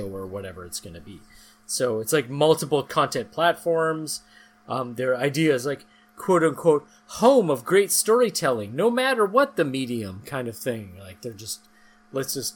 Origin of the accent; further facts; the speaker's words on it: Winnipeg, Manitoba, Canada; I'm from Winnipeg